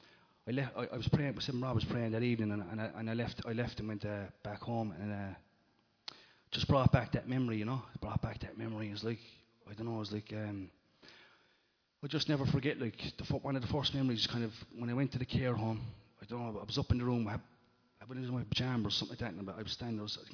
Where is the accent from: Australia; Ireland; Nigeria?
Ireland; Limerick, Munster; when I was growing up in Limerick